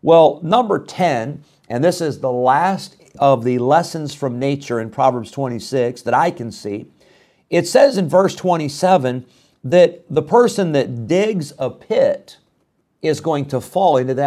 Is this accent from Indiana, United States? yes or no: no; Illinois, United States; I grew up in Illinois.